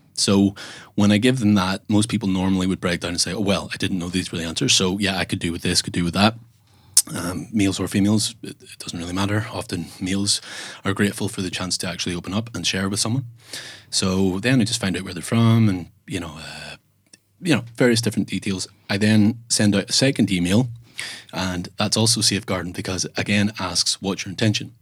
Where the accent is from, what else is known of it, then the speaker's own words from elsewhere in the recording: Northern Ireland, United Kingdom; I am from Northern Ireland